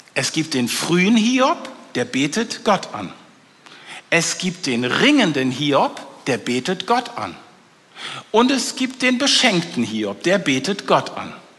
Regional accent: North Frisia, Schleswig-Holstein, Germany; Ich komme aus Nordfriesland, also ich komme von der dänischen Grenze.

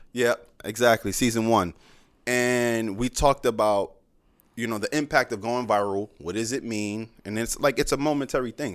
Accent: New York, United States

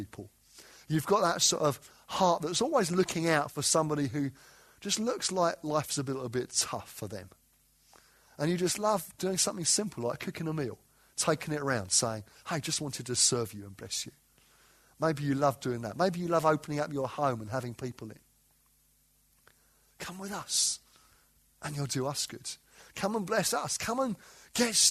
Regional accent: London, United Kingdom; moved away as an adult; now in Derby, United Kingdom; I didn't grow up in Derby. I grew up in southeast London, North Kent, if I want to sound posh. The reality is southeast London.

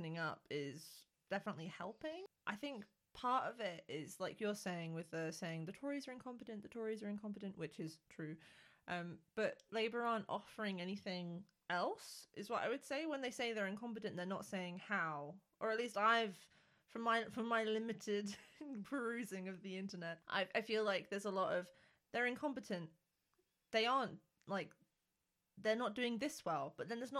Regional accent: the North, the north of England, United Kingdom; moved away; when I came down south and my accent was stronger, I definitely experienced being treated differently to how I was treated up north

